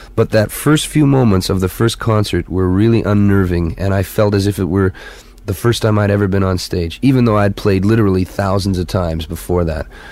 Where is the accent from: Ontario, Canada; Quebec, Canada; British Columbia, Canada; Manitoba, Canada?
Manitoba, Canada; Winnipeg; it was my hometown. It happened to be Winnipeg